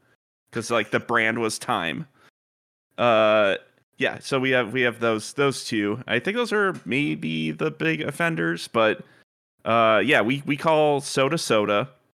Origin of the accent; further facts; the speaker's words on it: Milwaukee, Wisconsin, United States; So I'm of course from Milwaukee originally.